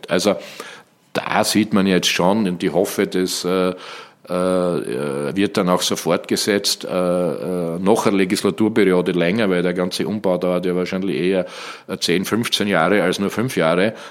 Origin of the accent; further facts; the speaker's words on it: Graz, Styria, Austria; Steiermark, Graz, Graz mhm. Umgebung, wo ich herkomme.